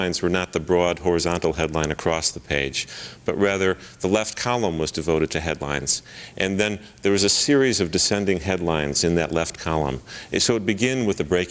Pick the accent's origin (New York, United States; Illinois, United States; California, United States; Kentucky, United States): Illinois, United States; Chicago; I was born in Chicago on Lincoln's birthday, February 12th